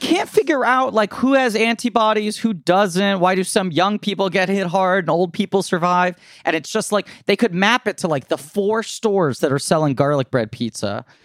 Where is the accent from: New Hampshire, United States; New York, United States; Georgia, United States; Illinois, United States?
New York, United States; New York City; I grew up here. I'm born and raised in New York